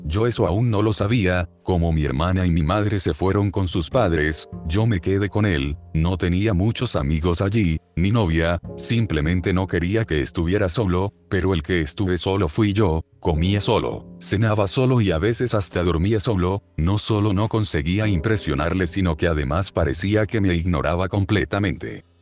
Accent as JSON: {"language": "Spanish", "town": "Badalona", "region": "Catalonia", "country": "Spain", "said": "tengo 20 años y soy de Badalona"}